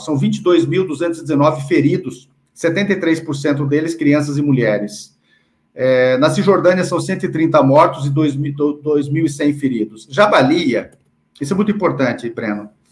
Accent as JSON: {"language": "Portuguese", "country": "Brazil", "said": "Eu que sou brasileiro palestino"}